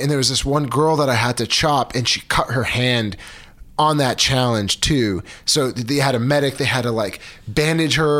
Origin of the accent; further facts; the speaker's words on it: Los Angeles, California, United States; I grew up not far from there